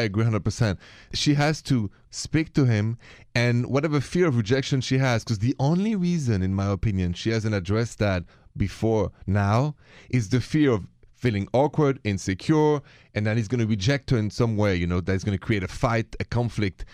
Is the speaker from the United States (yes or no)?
no; France; accent: French; My accent is French.